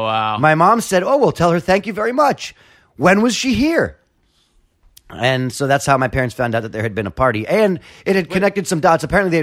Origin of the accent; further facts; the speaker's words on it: New York City, New York, United States; I went to school on the Upper West Side and I grew up in the Village